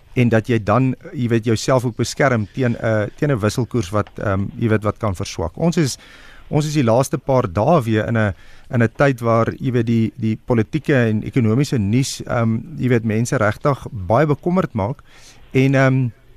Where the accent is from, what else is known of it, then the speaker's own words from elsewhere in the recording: South Africa; ons as Suid-Afrikaners